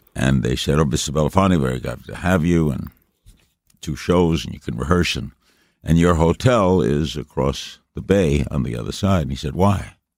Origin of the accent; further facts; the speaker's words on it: New York City, New York, United States; I got a bunch of odd jobs here in New York. Grew up in Brooklyn